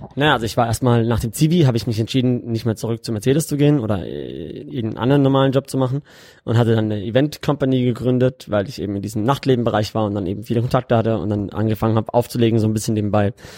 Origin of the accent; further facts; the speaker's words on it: Karlsruhe, Baden-Württemberg, Germany; moved away as an adult; now in Dubai, United Arab Emirates; ich komme ursprünglich aus Karlsruhe und äh, habe mein, hab in, mein ganzes Leben eigentlich in Deutschland gelebt, bis vor fünf Jahren.